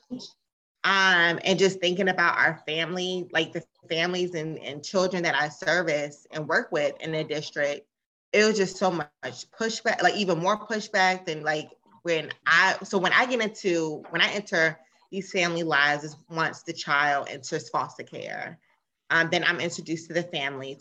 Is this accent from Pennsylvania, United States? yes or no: no; Maryland, United States; I'm from Maryland.